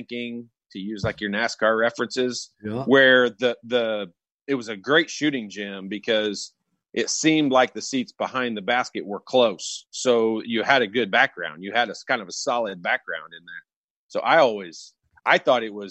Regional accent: Indiana, United States; I'm from Indiana.

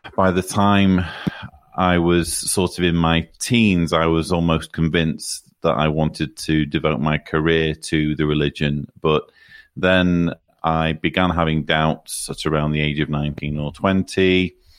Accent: near Manchester, North West England, United Kingdom; I grew up, uh, in northern England, not far from Manchester

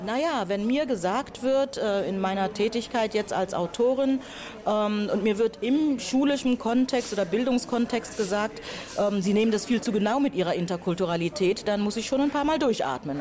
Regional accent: Buxtehude, Lower Saxony, Germany; moved away as an adult; also born or lived in Hamburg / Lüneburg / Heidelberg; Ich bin ähm, ja in Hamburg geboren und in Buxtehude aufgewachsen.

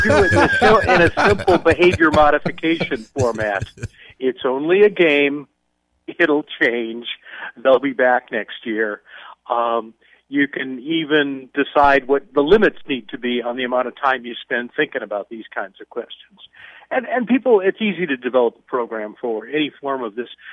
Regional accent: outside of Chicago, Illinois, United States; moved away; I was a kid growing up outside of Chicago

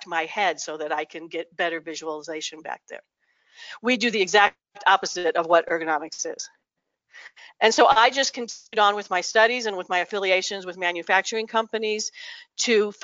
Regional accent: New Mexico, United States; I'm from New Mexico

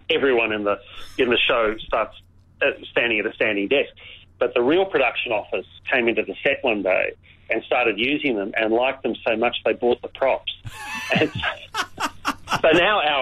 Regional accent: Victoria, Australia; my home state of Victoria

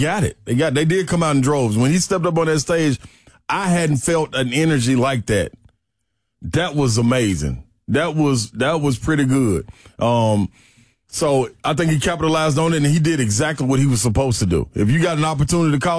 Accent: Nashville, Tennessee, United States; Nashville kid

